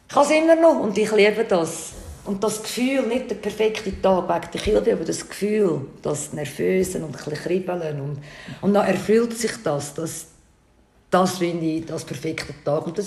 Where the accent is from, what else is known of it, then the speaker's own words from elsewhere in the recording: Switzerland; Ich bin Schweiz.